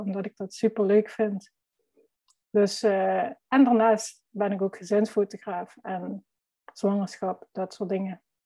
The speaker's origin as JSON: {"language": "Dutch", "region": "Limburg", "country": "Netherlands", "accent": "Limburg", "said": "ik ben fotograaf uit Limburg. Dat zal je vast wel horen."}